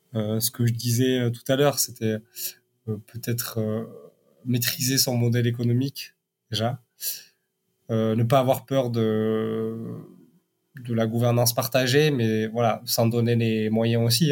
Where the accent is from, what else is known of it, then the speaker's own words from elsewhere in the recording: Basque Country, Nouvelle-Aquitaine, France; moved away; also born or lived in Paris; je viens du Pays bas